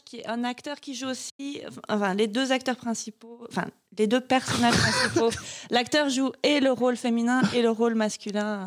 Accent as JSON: {"language": "French", "town": "Marseille", "region": "Provence-Alpes-Côte d'Azur", "country": "France", "accent": "Marseille", "said": "je viens de, du sud de la France. Et, et donc, je commence la première réplique avec un accent marseillais poussé un peu à la caricature, parce que, parce que je viens de Marseille"}